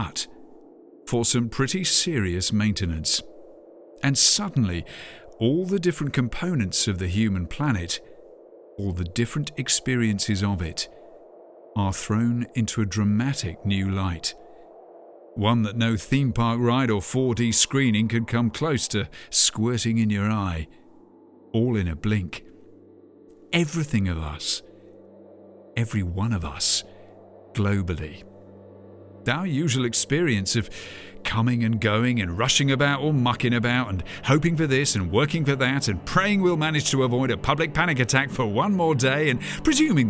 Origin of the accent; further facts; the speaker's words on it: United Kingdom; my home country